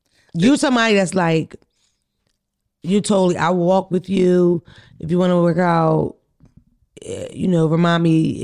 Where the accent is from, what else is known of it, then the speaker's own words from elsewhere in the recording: Philadelphia, Pennsylvania, United States; We're from Philadelphia